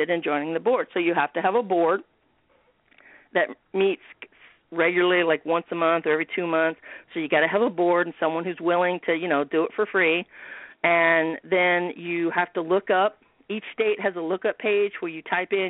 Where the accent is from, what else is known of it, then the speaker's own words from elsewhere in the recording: Bloomington, Indiana, United States; I'm kind of on the southeast side of Bloomington, and I grew up in the Bryan Park area